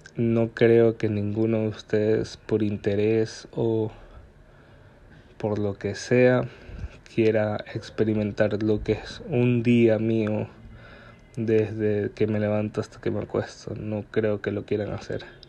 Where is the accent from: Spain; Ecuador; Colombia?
Ecuador; Guayaquil, Guayas; soy de Guayaquil, Ecuador, y viví toda una gran parte de mi infancia en el suburbio de Guayaquil.